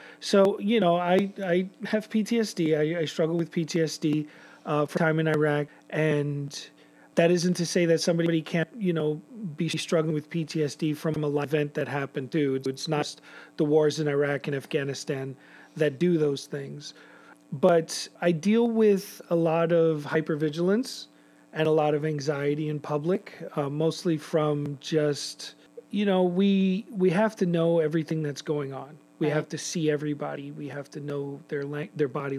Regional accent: New York City, New York, United States; my time growing up in New York City

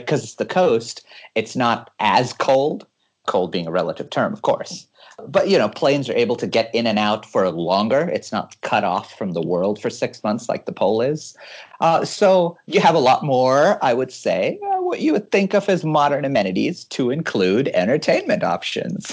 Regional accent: California, United States; moved away as an adult; now in Hawaii, United States; I'm born and raised in California and uh, lived in Hawaii for the last three years

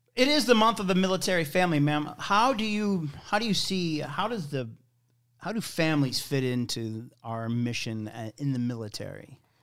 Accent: St. Louis, Missouri, United States; also born or lived in Wyoming; I'm from here. I'm from Saint Louis

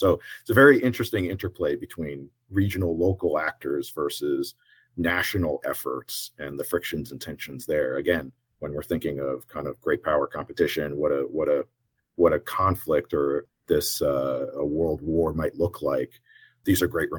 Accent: United States; We're American.

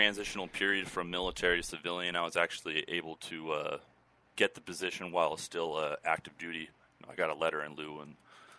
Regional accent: Fremont, California, United States; 29 years of age. Born and raised in Fremont, California, so I'm from the local area.

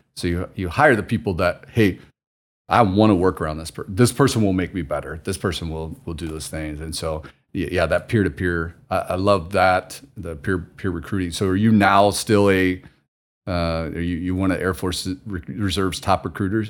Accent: Missouri, United States; moved away; I'm from the Midwest to, grew up in s, in Missouri

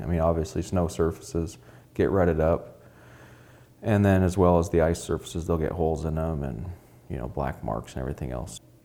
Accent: Alaska, United States; being born and raised in Alaska

